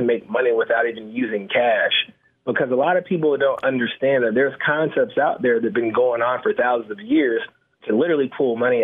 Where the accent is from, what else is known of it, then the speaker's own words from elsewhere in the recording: Atlanta, Georgia, United States; I'm born and raised in Atlanta, Georgia, and pretty much I grew up in real estate.